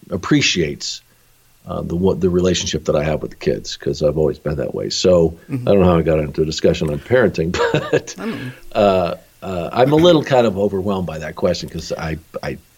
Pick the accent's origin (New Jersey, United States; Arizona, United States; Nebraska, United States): Arizona, United States; because I you know I think I grew up in Arizona and uh, you know uh, I was just exposed to so many different country western